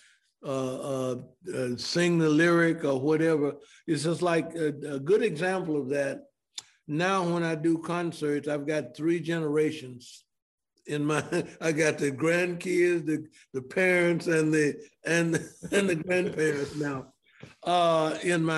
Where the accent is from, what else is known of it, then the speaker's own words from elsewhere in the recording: Memphis, Tennessee, United States; now in Atlanta, United States; Growing up in Memphis